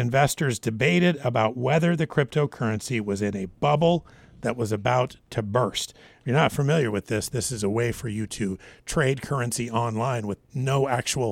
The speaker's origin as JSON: {"language": "English", "region": "Washington", "country": "United States", "tie": "born or raised there", "also_born_or_lived": "Alaska", "moved": "yes", "said": "I grew up in Washington as well."}